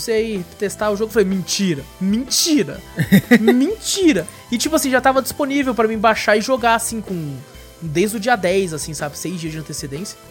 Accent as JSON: {"language": "Portuguese", "country": "Brazil", "said": "sou do Brasil, from Brasil"}